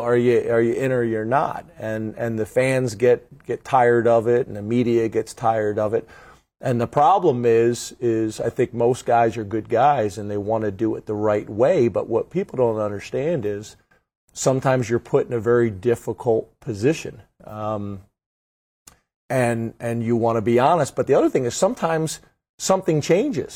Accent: just outside of Philadelphia, Pennsylvania, United States; I grew up just outside of Philadelphia.

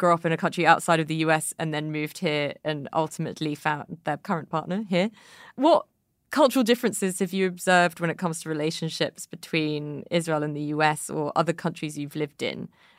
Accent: United Kingdom; as a British person, I feel like I'm deeply unconfrontational and also unable to talk about my feelings.

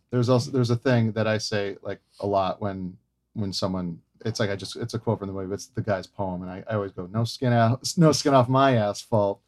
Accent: Hawaii, United States; I grew up in Hawaii

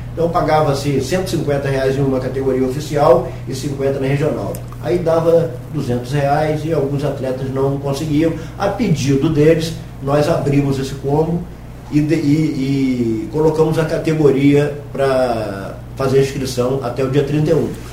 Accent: Campos dos Goytacazes, Rio de Janeiro, Brazil; nós somos né, de Campos

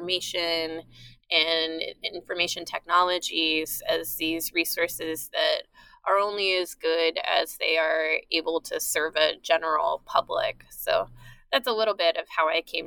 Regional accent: East Bay, Northern California, United States; moved away as an adult; also born or lived in San Diego / East Coast; now in Philadelphia, United States; I grew up in Northern California

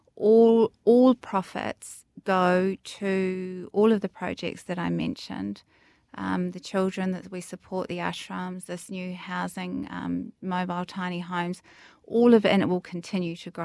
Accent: Greytown, Wellington, New Zealand; growing up in the Wairarapa, Greytown, in the bottom of the North Island, small town

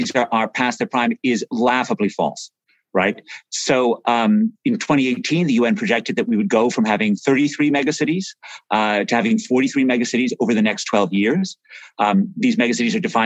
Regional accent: New York City, New York, United States; When I was a kid growing up in New York City in the 1970s

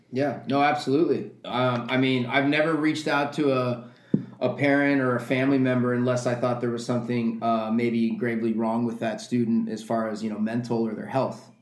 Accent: Southern California, United States; moved away as an adult; also born or lived in Tucson, Arizona; now in Los Angeles, United States; growing up in Southern California

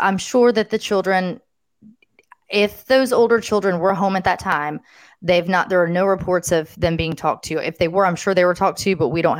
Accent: Tennessee, United States; I'm from Tennessee

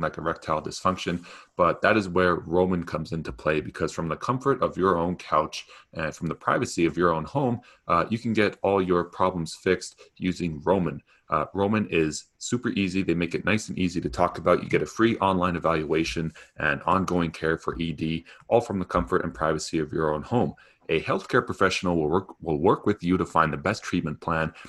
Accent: Canada; as a Canadian living in Canada

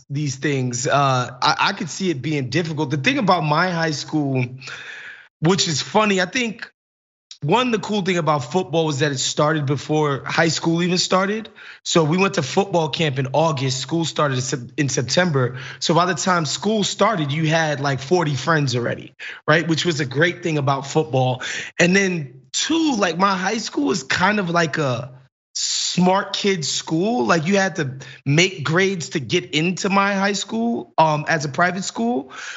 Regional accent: New York City, New York, United States; I was born in Brooklyn. My mom moved here in 1976 when she was pregnant with my older brother.

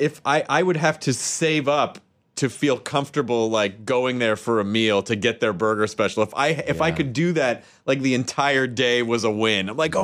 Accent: Santa Rosa, California, United States

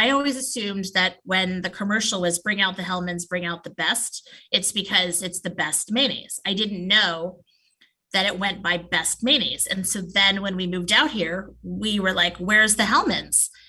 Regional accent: Princeton, New Jersey, United States; also born or lived in Long Island / Connecticut; now in Seattle, United States; And I was born on Long Island, which is in New York. Then I spent a good portion of my um, kind of pre tweens into my teens uh, and early 20s in New Jersey, Princeton area

